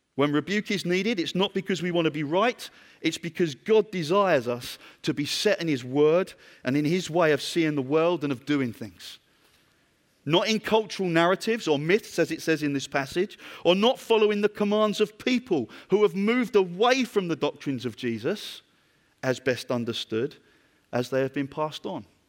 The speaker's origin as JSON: {"language": "English", "country": "United Kingdom", "said": "I'm from Britain."}